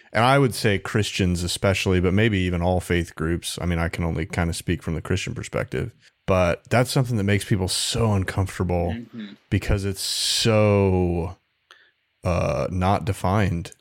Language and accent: English; Anderson, Indiana, United States; I often describe my hometown as a smaller Detroit